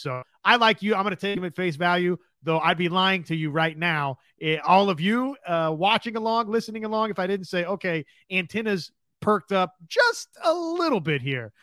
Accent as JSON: {"language": "English", "region": "Kansas", "country": "United States", "tie": "born or raised there", "said": "I grew up in Kansas"}